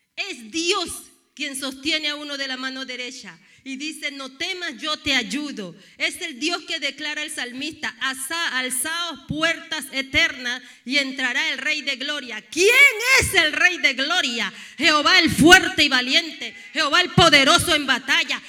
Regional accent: Panama; Soy panameña con cara de dominicana

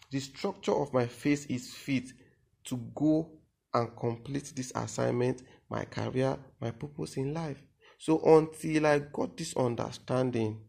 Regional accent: Benue, Nigeria; I am from Benue State. I am Idoma by tribe

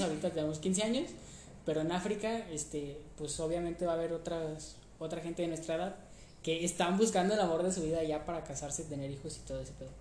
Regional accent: Mexico; aquí en México

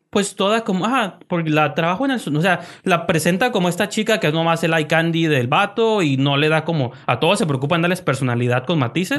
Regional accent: Mexico; soy mexicano

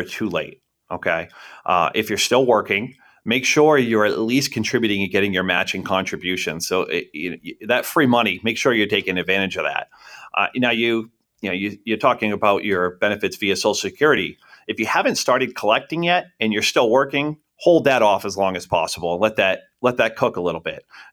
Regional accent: Buxton, Maine, United States; also born or lived in Scarborough, Maine; Born and raised here in southern Maine. I went to Bon Eagle High School, grew up right in Buxton.

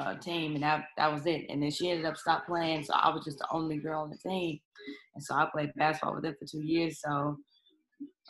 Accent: University City, Missouri, United States; also born or lived in Des Moines, Iowa; I'm from St. Louis, grew up in U City, repping

